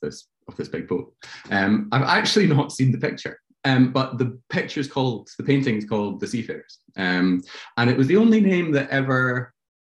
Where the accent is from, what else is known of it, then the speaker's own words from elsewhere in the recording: Glasgow, Scotland, United Kingdom; moved away as an adult; now in London, United Kingdom; I grew up in Glasgow, and I studied in Glasgow for a few years